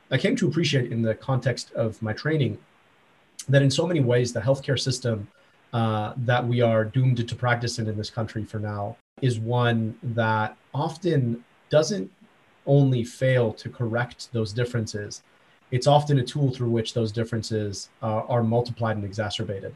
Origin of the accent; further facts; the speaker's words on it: just outside Detroit, Michigan, United States; I grew up just outside Detroit